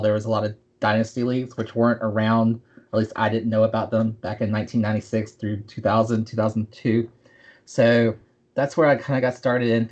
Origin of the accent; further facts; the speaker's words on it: the South, United States; I'm from the South